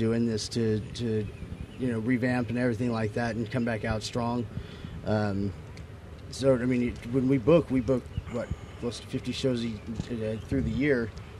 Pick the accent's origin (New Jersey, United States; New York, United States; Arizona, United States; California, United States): California, United States; Elk Grove; I grew up with them in Elk Grove, Sacramento.